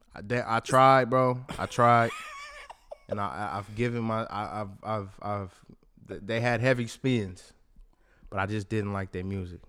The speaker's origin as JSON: {"language": "English", "area": "Bay Area", "region": "California", "country": "United States", "said": "I'm from the Bay Area"}